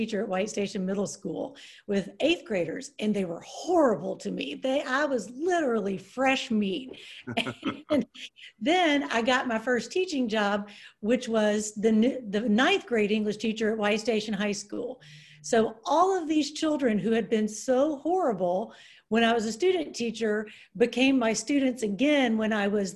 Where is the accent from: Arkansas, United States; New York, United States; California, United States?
Arkansas, United States; Pine Bluff; moved away as an adult; now in Memphis, United States; there were these great teachers in Pine Bluff where I grew up